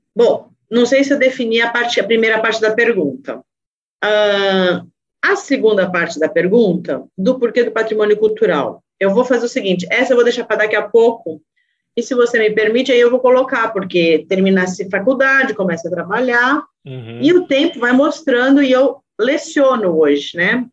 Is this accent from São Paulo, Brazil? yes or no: yes; São Paulo, Brazil; eu sou de São Paulo e eu sou pesquisadora mesmo da cidade de São Paulo.